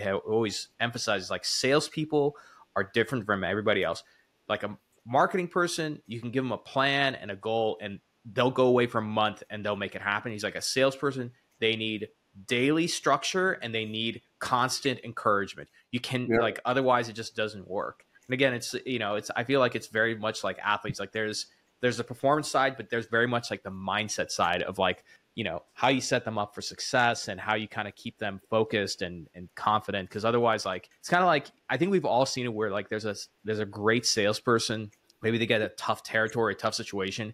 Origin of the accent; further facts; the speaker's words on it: the South, United States; I'm from the South